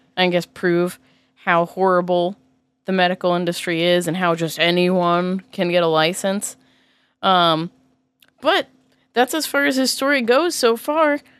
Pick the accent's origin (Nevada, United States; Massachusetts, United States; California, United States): Massachusetts, United States; I grew up in Massachusetts and I was taught to fear guns.